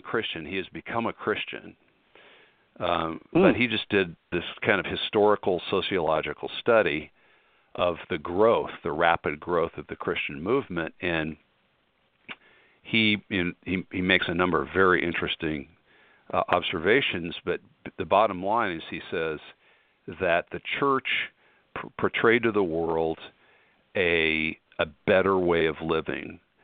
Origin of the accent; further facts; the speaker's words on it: Colorado, United States; moved away; I'm from Colorado originally